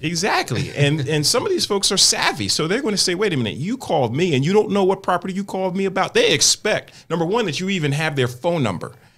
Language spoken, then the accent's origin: English; Willingboro, New Jersey, United States; my neighborhood in New Jersey where I grew up is becoming like one of the hottest markets where people are trying to flip properties in my hometown